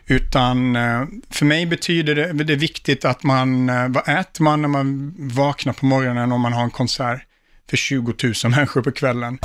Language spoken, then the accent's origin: Swedish; Sweden; moved away as an adult; also born or lived in Stockholm; now in United States